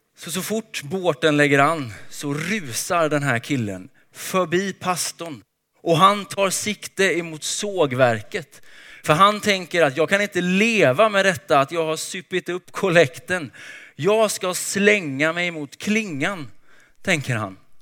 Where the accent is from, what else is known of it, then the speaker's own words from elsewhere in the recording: Småland, Sweden; jag är uppväxt i Småland